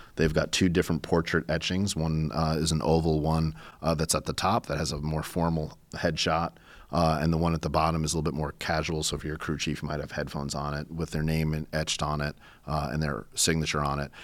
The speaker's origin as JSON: {"language": "English", "region": "New York", "country": "United States", "said": "I'm a New Yorker"}